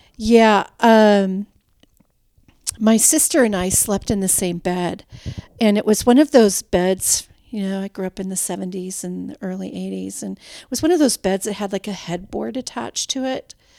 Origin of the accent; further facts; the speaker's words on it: Minnesota, United States; now in Texas, United States; we grew up in Minnesota